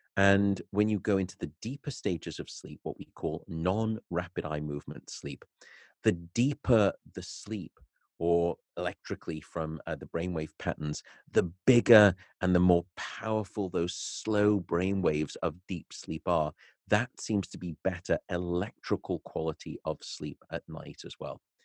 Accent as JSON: {"language": "English", "town": "Liverpool", "region": "North West England", "country": "United Kingdom", "tie": "born or raised there", "also_born_or_lived": "Nottingham / Newcastle", "moved": "as an adult", "lives_now": "Berkeley, United States", "said": "I was born and raised in Liverpool"}